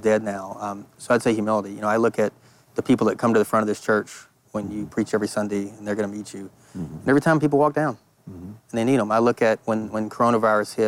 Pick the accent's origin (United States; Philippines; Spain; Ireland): United States; Tenaha, Texas; I'm from Tenaha, Texas, a town of 1,000 people